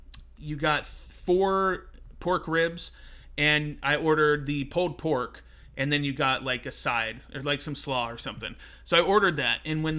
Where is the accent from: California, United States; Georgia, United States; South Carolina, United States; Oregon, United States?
California, United States; Spring Valley; I grew up in Spring Valley, and it's hood.